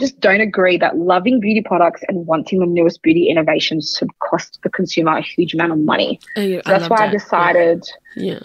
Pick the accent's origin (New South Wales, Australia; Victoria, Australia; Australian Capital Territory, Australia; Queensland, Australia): New South Wales, Australia; Sydney; I am from Sydney